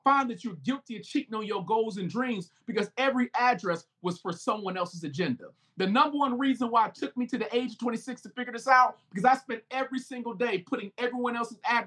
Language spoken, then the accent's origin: English; United States; I'm African American